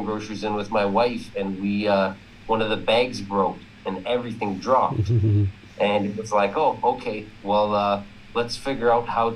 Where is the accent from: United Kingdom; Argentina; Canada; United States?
Canada; Ontario; I'm from Ontario, Canada.